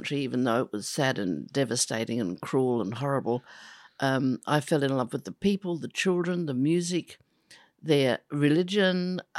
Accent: Adelaide, South Australia, Australia; In the foothills of Adelaide to a loving, peaceful, secure family. I was the fourth of four girls.

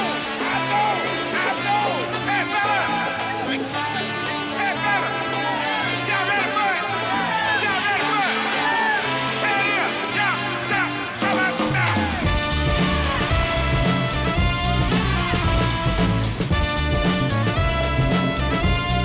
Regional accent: Manchester, North West England, United Kingdom; Manchester, England, my hometown

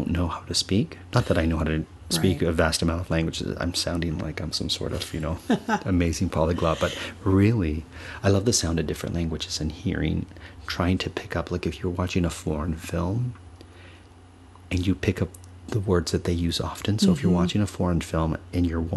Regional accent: Canada; accent: Canadian; we're both Canadian

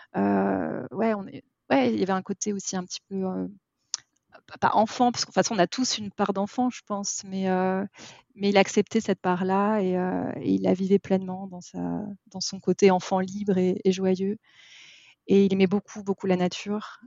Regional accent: Paris, Île-de-France, France; j'ai grandi, euh, j'ai grandi à Paris

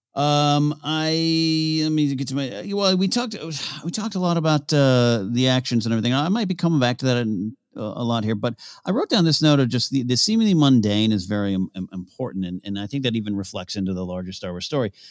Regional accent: Pismo Beach, California, United States; I grew up near Pismo Beach with sand dunes

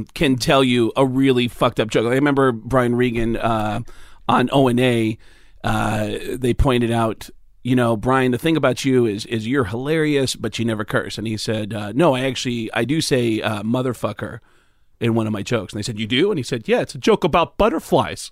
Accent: Mount Vernon, New York, United States; I grew up in New York, outside the Bronx in Mount Vernon

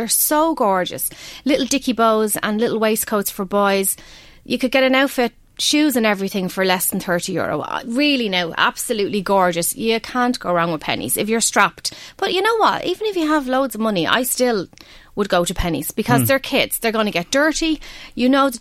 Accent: Ireland; We're Irish.

